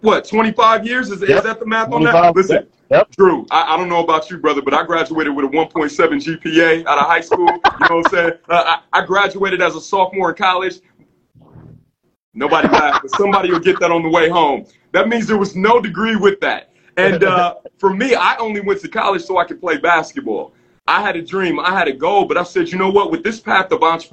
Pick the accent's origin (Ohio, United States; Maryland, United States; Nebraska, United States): Ohio, United States; Cleveland; I was born in Cleveland, Ohio